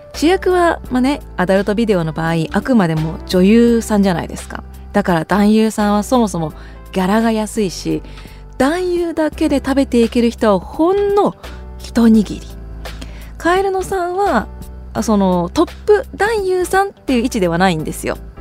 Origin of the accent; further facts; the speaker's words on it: Sapporo, Hokkaido, Japan; now in Tokyo, Japan; 私札幌出身なんですけど実家の札幌に住んでいる両親が私が今住んでいる東京のお家に遊びに来た